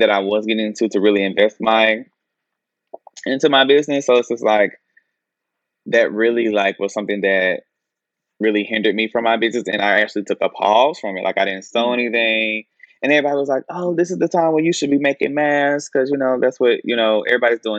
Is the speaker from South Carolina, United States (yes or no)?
yes; Anderson, South Carolina, United States; Chadwick Boseman, he was from my hometown.